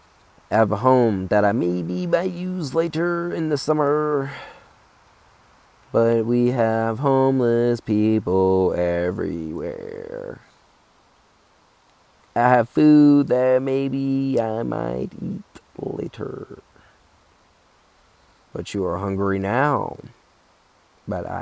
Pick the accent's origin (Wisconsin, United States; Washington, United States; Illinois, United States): Illinois, United States; Chicago; I'm from Chicago